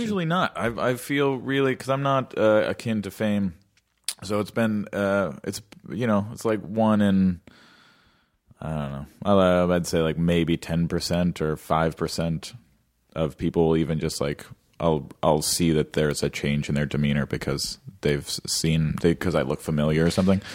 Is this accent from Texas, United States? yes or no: no; Los Angeles, California, United States; I grew up in L